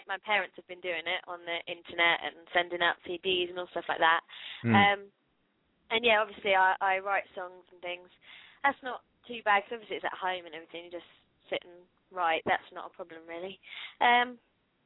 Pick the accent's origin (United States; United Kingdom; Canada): United Kingdom; the south of England; now in Portsmouth, United Kingdom; I'm from the south. There's not really a lot going on down the south.